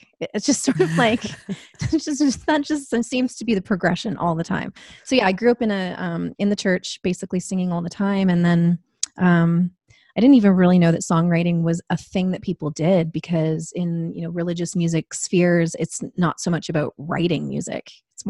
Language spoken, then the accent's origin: English; Toronto, Ontario, Canada; also born or lived in Ottawa; And also, I would say I'm from Toronto.